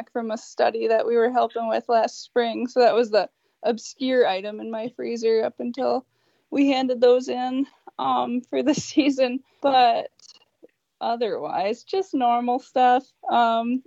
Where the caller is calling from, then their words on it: Northeast Minnesota, United States; I am calling from Northeast Minnesota